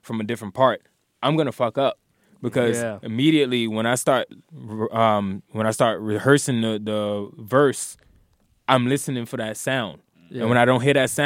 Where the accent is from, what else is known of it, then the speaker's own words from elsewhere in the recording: New York City, New York, United States; also born or lived in Alabama; I live in Queens, but I was raised in New York, but I was born in Alabama